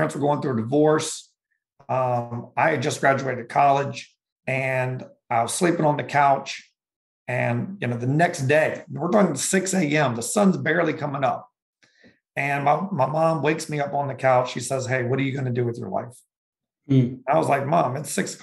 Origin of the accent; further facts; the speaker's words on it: Richmond, Virginia, United States; moved away as an adult; also born or lived in Florida / Fredericksburg, Virginia; I'm from Richmond, Virginia, but I moved all up and down the East Coast, between college and trying to find myself